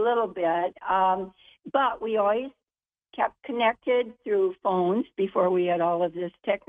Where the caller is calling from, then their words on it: Naples, Florida, United States; Well, I'm calling from Florida right now. We're in Naples, Florida for the winter.